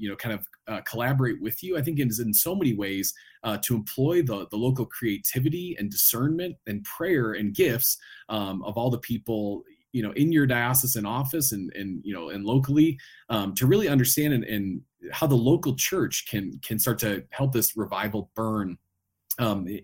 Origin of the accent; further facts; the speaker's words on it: Chicago, Illinois, United States; now in Denver, United States; I'm from the Chicagoland area originally. We live in Denver now